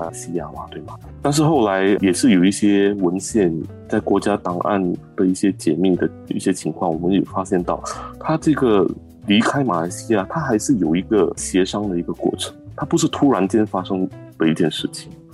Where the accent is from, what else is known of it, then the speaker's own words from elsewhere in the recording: Singapore; 作为一个新加坡人为荣